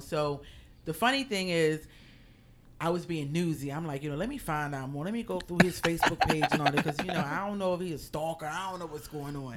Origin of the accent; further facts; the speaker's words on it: Philadelphia, Pennsylvania, United States; moved away as an adult; now in New York, United States; I am originally from Philadelphia, and now I live in New York